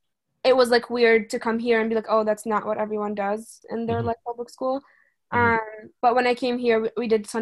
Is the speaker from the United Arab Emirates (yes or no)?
yes; Dubai, United Arab Emirates; also born or lived in Egypt; now in United States; I was born in Egypt, but I grew up mostly in Dubai.